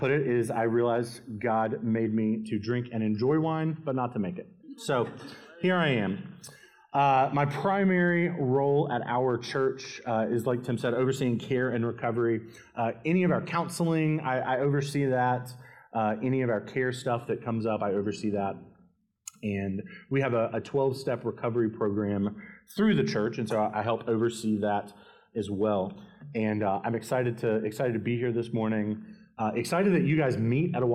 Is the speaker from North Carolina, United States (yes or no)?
yes; Winston-Salem, North Carolina, United States; moved away as an adult; now in Columbia, United States; I grew up in North Carolina in Winston-Salem and moved down to Columbia